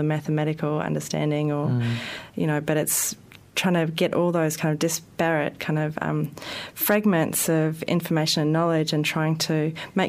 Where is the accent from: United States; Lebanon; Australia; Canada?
Australia; Melbourne, Victoria; moved away as an adult; also born or lived in Sydney; now in Wellington, New Zealand; I'm originally from Melbourne and I did part of my art training there.